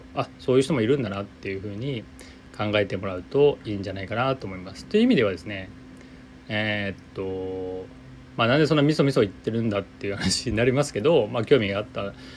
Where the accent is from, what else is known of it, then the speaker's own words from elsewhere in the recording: Aichi, Japan; 地元愛知ですが